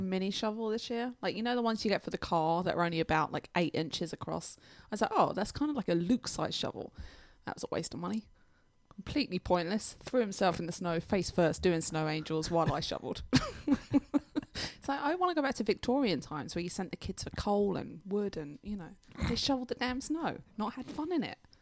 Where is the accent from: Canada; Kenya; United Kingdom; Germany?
United Kingdom; England; moved away; I'm English.